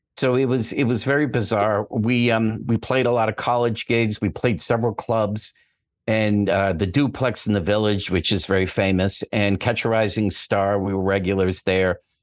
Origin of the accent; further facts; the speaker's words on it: Boston, Massachusetts, United States; moved away as an adult; now in Los Angeles, United States; I'm from Boston originally, but I've been out here, uh, over twenty years